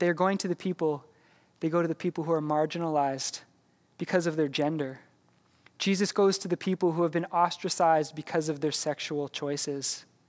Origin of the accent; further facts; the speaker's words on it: Canada; we're Canadian